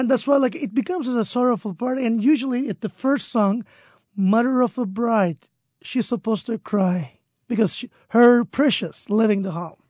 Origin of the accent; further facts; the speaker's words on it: Turkey; moved away; I'm Turkish, but my family background is mixed.